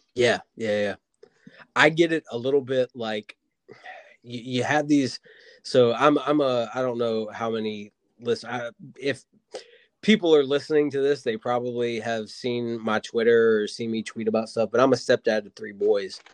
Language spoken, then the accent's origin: English; Wilmington, North Carolina, United States; That's where I'm born and raised in Wilmington, North Carolina.